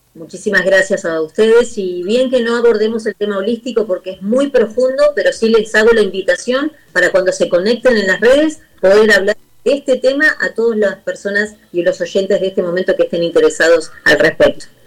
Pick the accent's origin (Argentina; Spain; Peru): Argentina; de Argentina